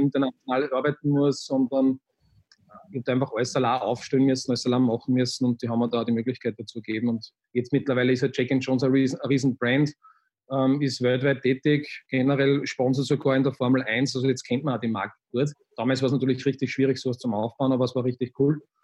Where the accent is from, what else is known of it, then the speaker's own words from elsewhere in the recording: Linz, Upper Austria, Austria; ich bin am Stadtrand von Linz aufgewachsen